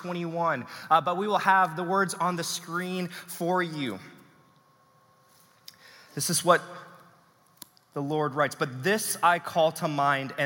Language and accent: English; Texas, United States; now in Pacific Northwest, United States; I am proudly from Texas